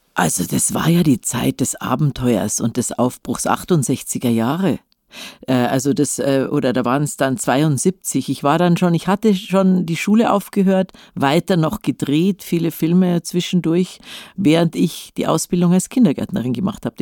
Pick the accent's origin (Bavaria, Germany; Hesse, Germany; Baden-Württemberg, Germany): Bavaria, Germany; Munich; In Leim in München-Leim, das ist im, im Westen, also neben Nymphenburg